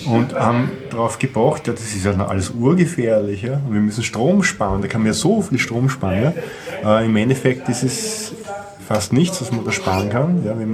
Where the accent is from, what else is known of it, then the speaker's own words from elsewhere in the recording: Austria; Also muss man den Staat als Österreicher daran hindern, sein eigenes Land kaputt zu machen.